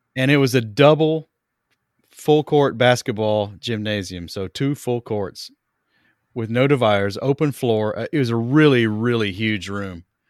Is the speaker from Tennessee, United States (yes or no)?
yes; East Tennessee, United States; I'm from East Tennessee